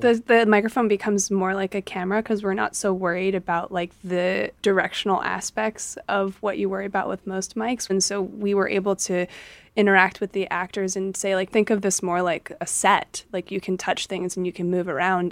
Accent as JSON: {"language": "English", "country": "United States", "tie": "born or raised there", "said": "I grew up in America"}